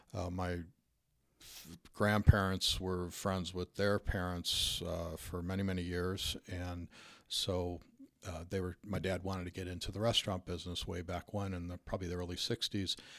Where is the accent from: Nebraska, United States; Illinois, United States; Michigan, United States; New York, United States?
Illinois, United States; Park Ridge; I grew up in Park Ridge, which is a suburb of Chicago